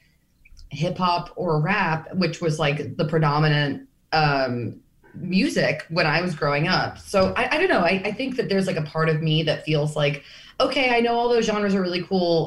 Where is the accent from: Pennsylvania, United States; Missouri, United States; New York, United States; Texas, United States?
New York, United States; a New Yorker